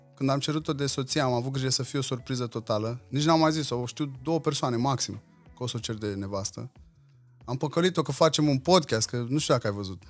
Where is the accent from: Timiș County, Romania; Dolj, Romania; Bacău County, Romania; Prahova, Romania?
Dolj, Romania; Craiova; îmi iubesc orașul natal, iubesc Craiova, uh, sunt îndrăgostit de cartierul în care am crescut